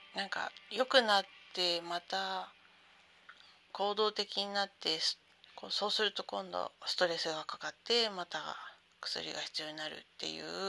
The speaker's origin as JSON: {"language": "Japanese", "town": "Sendai", "region": "Miyagi", "country": "Japan", "tie": "born or raised there", "moved": "yes", "said": "私は仙台の生まれなので"}